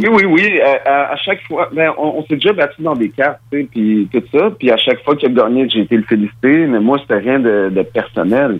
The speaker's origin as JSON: {"language": "French", "region": "Quebec", "country": "Canada", "tie": "born or raised there", "also_born_or_lived": "Mali", "said": "je suis né au Mali. Je suis arrivé au Québec à l'âge de 4 ans"}